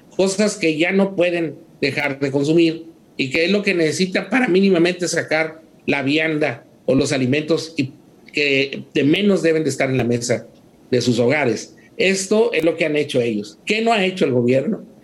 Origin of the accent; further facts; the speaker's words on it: Mexico; los consumidores mexicanos somos, bueno, los mexicanos somos muy resilientes